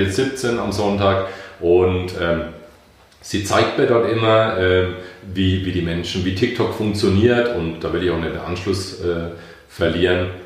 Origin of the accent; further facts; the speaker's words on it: Bamberg, Bavaria, Germany; now in Bayreuth, Germany; Ich bin äh, stamm aus Bamberg, lebe in Bayreuth